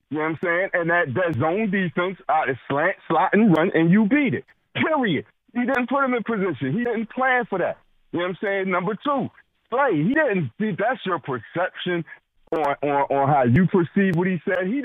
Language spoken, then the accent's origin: English; Philadelphia, Pennsylvania, United States; I'm from North Philly. That's the streets. That's the hood, right?